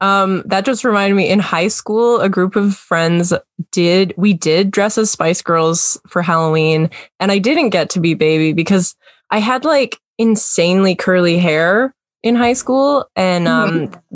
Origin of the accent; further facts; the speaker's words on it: Kamloops, British Columbia, Canada; I grew up in Kamloops, which is not a very diverse place.